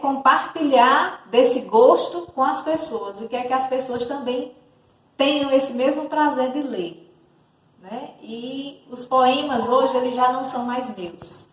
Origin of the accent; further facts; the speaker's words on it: Cariri region, Ceará, Brazil; moro em Brejo Santo, sou da região do Cariri, dessa região linda, abraçada pela Chapada do Araripe